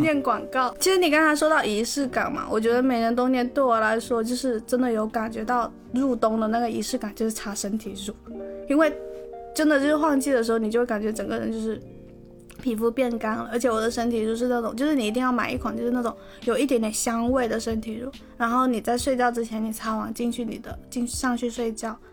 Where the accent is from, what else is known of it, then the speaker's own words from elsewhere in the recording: Guangdong, China; 作为广东人